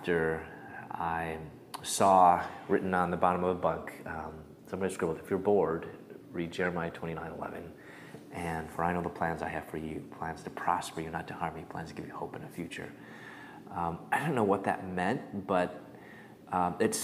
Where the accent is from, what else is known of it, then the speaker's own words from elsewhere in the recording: Chicago, Illinois, United States; moved away as an adult; also born or lived in Louisville, Kentucky / Atlanta, Georgia; I'm from Chicago. I moved to Louisville, Kentucky.